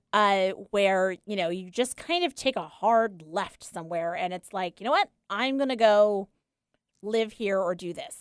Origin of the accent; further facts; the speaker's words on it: Long Island, New York, United States; moved away; also born or lived in Saratoga Springs, New York; I'm from Long Island